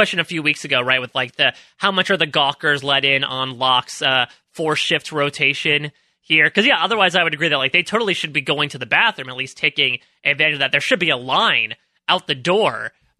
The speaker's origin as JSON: {"language": "English", "region": "Northeast", "country": "United States", "said": "I'm from the Northeast, is that I do not have much experience in the ways of the Midwest."}